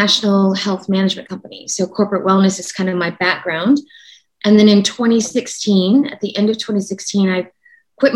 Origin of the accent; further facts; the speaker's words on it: Oklahoma City, Oklahoma, United States; moved away; I'm from Oklahoma, in Oklahoma City